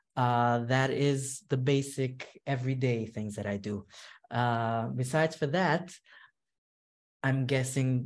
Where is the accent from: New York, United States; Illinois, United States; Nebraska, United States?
New York, United States; New York City; moved away as an adult; now in Monsey, United States; I grew up in Williamsburg, and I got married to Muncie.